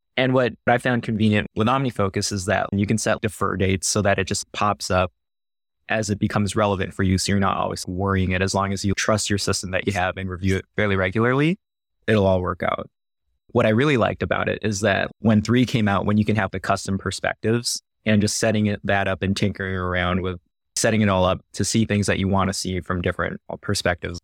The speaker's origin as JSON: {"language": "English", "region": "Northern California", "country": "United States", "tie": "born or raised there", "also_born_or_lived": "Philippines / Canada / San Diego / Omaha", "moved": "as an adult", "lives_now": "Iowa, United States", "said": "I grew up, so specifically Northern California"}